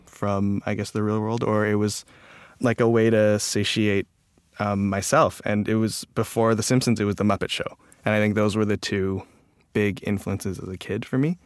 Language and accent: English; Toronto, Ontario, Canada; also born or lived in Calgary, Alberta; I was born in Calgary, Alberta, um, and I moved to Toronto when I was a kid